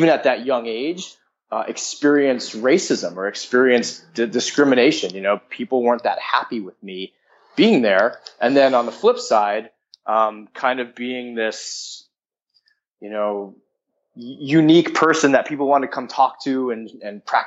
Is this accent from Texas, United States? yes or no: no; Connecticut, United States; moved away; also born or lived in Tokyo, Japan; I am from the East Coast of the U.S., from Connecticut, which is a small state outside of New York. And I lived there for the vast majority of my upbringing, with the exception of a five-year stint that I spent in Tokyo.